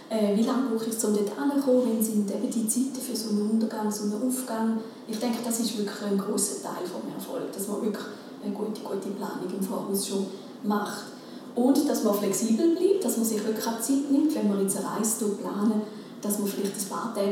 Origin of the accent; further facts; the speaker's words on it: Switzerland; das sieht man ja bei uns in der Schweiz.